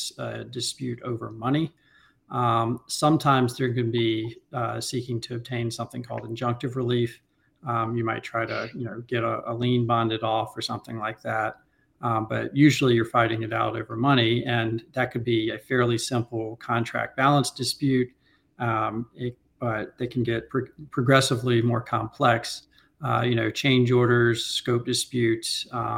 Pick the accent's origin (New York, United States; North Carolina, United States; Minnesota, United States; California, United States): North Carolina, United States; Raleigh; moved away as an adult; now in Washington, DC, United States; I'm a North Carolina native, born and raised in Raleigh, moved to DC in the late 2000s after law school.